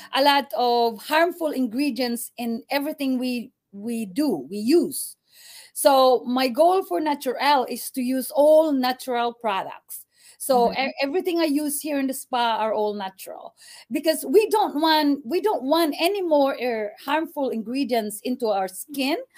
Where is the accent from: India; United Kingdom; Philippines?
Philippines; Butuan, Caraga; moved away; we was born there in Mindanao in Butuan, Mindanao. So I'm Bisaya